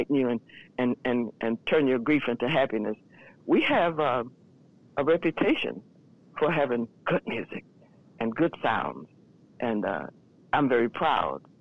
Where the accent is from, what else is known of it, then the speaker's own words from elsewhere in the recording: the South, United States; moved away; I'm from the South